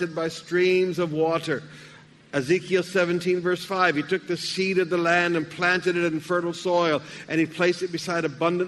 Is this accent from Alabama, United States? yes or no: yes; Alabama, United States; moved away; When I was a boy, I grew up in Alabama